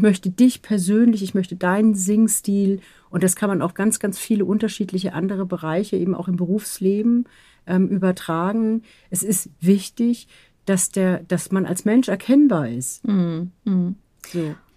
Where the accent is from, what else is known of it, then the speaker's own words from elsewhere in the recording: Southern Germany, Germany; ich bin auch aus dem Süden